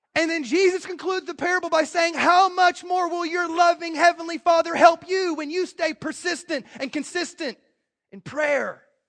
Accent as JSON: {"language": "English", "country": "United States", "said": "I'm American"}